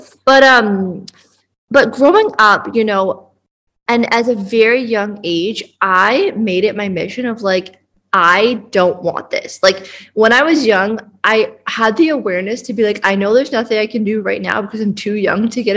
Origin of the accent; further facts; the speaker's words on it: Canada; now in Bali, Indonesia; I am from Canada, but I currently live in Bali